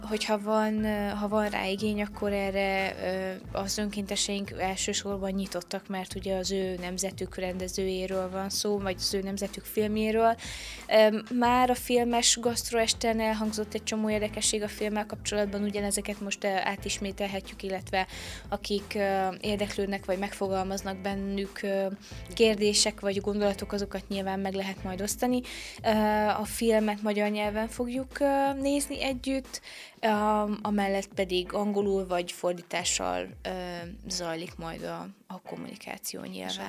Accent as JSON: {"language": "Hungarian", "town": "Săcueni", "region": "Bihor County", "country": "Romania", "tie": "born or raised there", "also_born_or_lived": "Oradea (born)", "said": "itt, ö, nevelkedtem születésemtől fogva"}